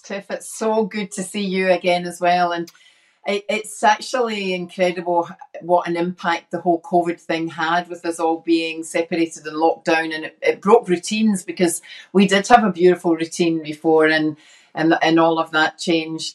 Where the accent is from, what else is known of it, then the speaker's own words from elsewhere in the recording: Glasgow, Scotland, United Kingdom; now in Australia; I was brought up in inner city Glasgow as uh, the youngest of six